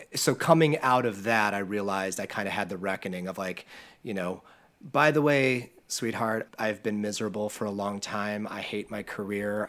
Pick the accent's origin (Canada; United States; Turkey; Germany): United States; Akron, Ohio; I'm from the Midwest. I live in Akron, Ohio, Northeast Ohio